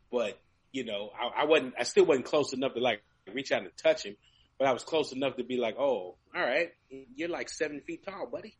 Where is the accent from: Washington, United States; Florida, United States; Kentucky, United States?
Kentucky, United States; now in Texas, United States; I grew up in Kentucky